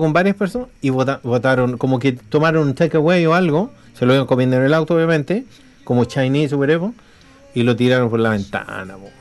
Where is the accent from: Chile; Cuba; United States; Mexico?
Chile; now in New Zealand; nosotros somos de Chile